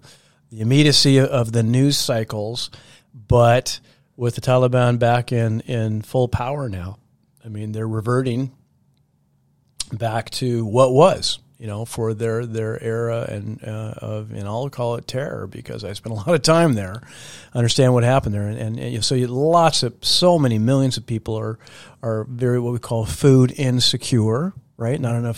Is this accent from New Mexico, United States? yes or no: no; Seattle, Washington, United States; I was, a middle-class kid growing up in the Seattle area back in the 60s and 70s, and very happy in that community